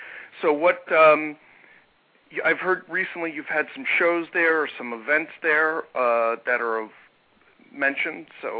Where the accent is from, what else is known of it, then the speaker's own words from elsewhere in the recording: New York, United States; It's part of being a New Yorker, I guess.